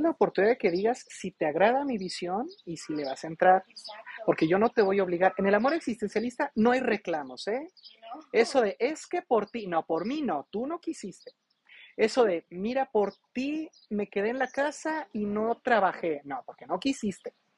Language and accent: Spanish; Mexico; como buen mexicano